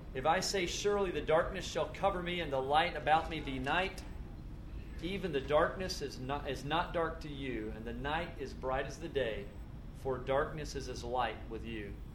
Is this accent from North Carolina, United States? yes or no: no; Tennessee, United States; moved away; where I grew up was in Tennessee, and it was floods and tornadoes